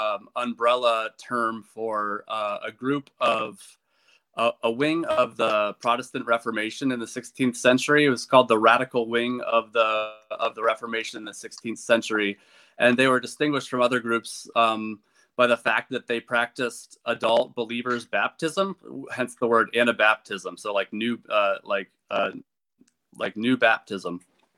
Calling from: Goshen, Indiana, United States; I am calling from my home in Goshen, Indiana. And Goshen is part of Elkhart County.

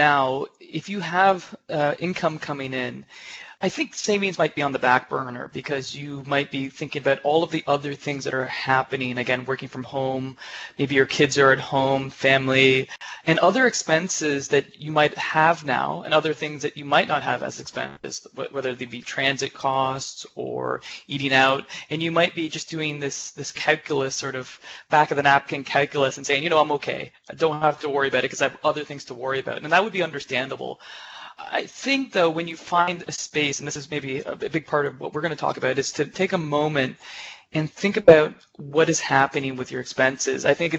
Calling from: Uppsala, Uppsala County, Sweden; also born or lived in Canada; I'm calling in from Uppsala, Sweden, where we are currently.

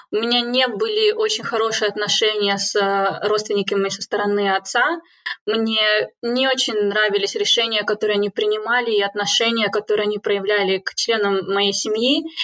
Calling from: Cambridge, East of England, United Kingdom; я подключаюсь из Кембриджа, из одной из, наверное, а, столиц и конгломератов человеческих знаний.

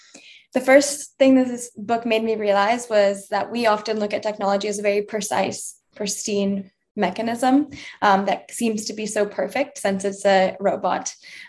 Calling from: San Diego, California, United States; My pronouns are she, her, hers, and I'm calling in from sunny San Diego.

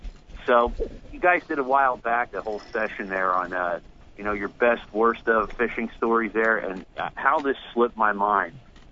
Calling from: New Jersey, United States; from Jersey, man.

